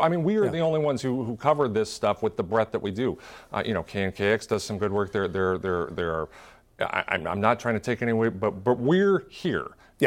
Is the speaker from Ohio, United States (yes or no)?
no; Tacoma, Washington, United States; my hometown